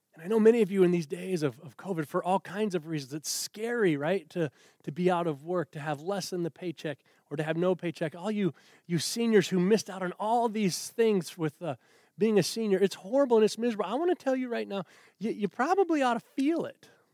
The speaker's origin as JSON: {"language": "English", "country": "United States", "said": "as an American Christian man"}